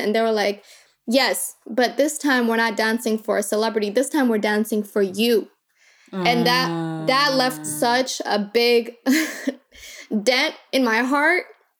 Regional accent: Kakuma, Turkana County, Kenya; born there; But, you know, I was born in Kakuma, and so it was 66% women and children.

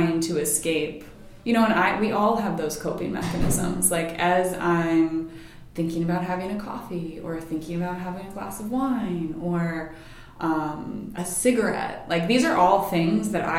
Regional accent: Massachusetts, United States; also born or lived in Rhode Island; I grew up mostly in Massachusetts. We moved a little bit when I was younger, but just in New England. I was in Rhode Island for about 8 years with my family, too

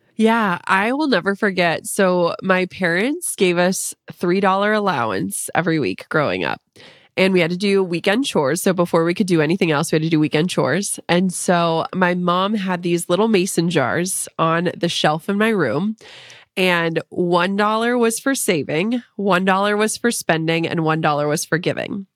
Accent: Minnesota, United States; I'm from Minnesota

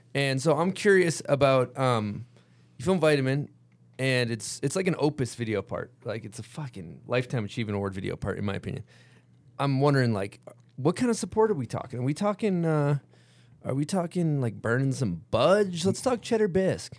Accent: United States; where we're from America

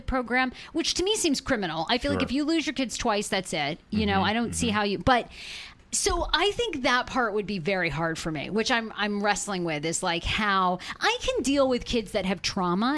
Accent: Maine, United States; I always grew up like growing up in Maine. You know, you grow up on the farm, so I grew up with animals outside.

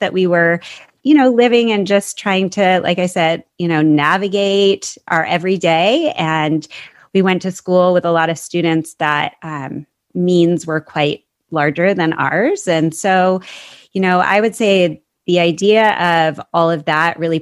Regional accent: Seattle, Washington, United States; also born or lived in Arizona; I grew up in the Seattle area, so I'm actually back there now

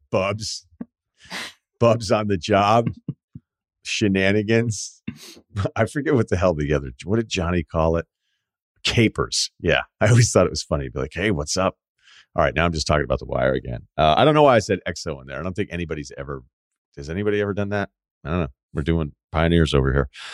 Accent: New England, United States; I'm from New England

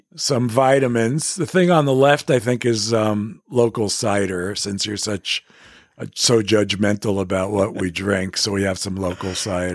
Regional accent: New York City, New York, United States; I grew up in Manhattan

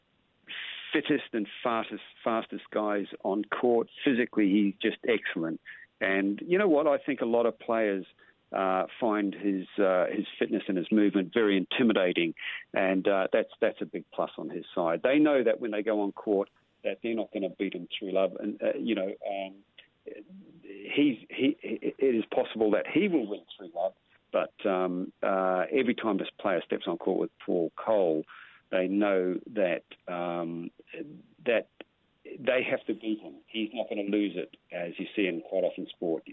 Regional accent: Whitianga, Waikato, New Zealand; I learnt my squash where I was born in Whitianga. My dad owned squash courts, so all I did was live down the squash courts

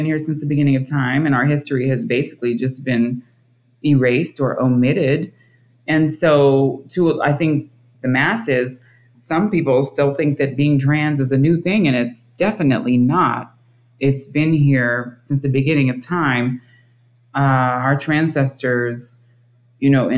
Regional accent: Dayton, Ohio, United States; moved away as an adult; also born or lived in Kentucky / New York City; I was born in Kentucky, raised in Dayton, Ohio. Moved out when I was 18

